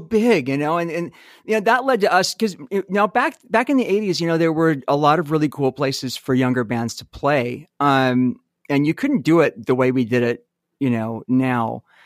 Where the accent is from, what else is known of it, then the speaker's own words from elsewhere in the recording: Salt Lake City, Utah, United States; also born or lived in California; I was born in California. We moved to Utah when I was five